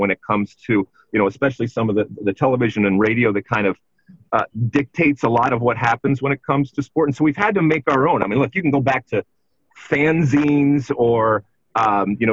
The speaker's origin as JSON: {"language": "English", "town": "Detroit", "region": "Michigan", "country": "United States", "tie": "born or raised there", "said": "Canada was my team growing up in Detroit with our proximity"}